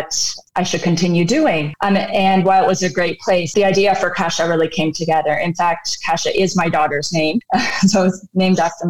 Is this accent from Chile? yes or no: no; Canada; moved away as an adult; also born or lived in Redmond, United States; now in Nairobi, Kenya; I grew up in Canada and I have a computer science degree